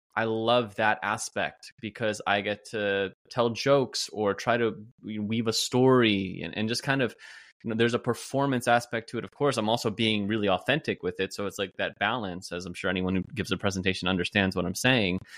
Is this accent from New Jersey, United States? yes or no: yes; New Jersey, United States; moved away as an adult; also born or lived in Pennsylvania / Carlsbad, California; I'm from New Jersey